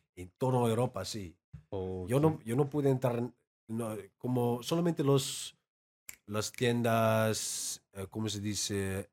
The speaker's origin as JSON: {"language": "Spanish", "town": "Amsterdam", "region": "North Holland", "country": "Netherlands", "also_born_or_lived": "London", "second_language": "Spanish", "moved": "as an adult", "lives_now": "Tijuana, Mexico", "said": "soy holandés eh, de, Ámsterdam y hablo holandés o neerlandés, todo igual"}